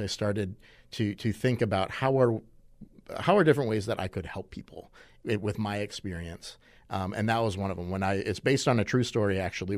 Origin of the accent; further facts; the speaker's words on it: Madison, Wisconsin, United States; I was born in Madison